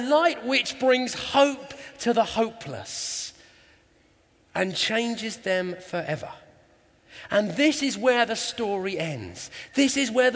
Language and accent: English; England, United Kingdom; we're English.